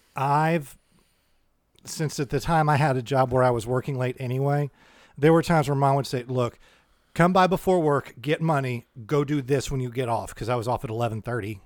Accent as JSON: {"language": "English", "country": "United States", "said": "we're American"}